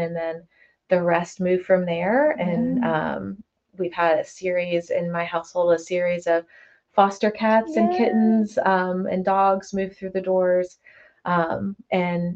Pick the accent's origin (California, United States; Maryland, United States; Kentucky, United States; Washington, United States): Kentucky, United States; Oldham County; also born or lived in Milwaukee, Wisconsin / Georgia; moved to Kentucky at 10 years old. So I've been here for 20, 30 years now, so it's been quite a bit. So I consider myself from here